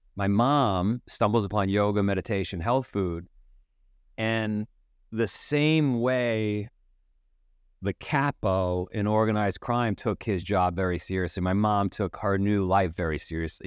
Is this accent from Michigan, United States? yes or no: no; New York City, New York, United States; I grew up in Queens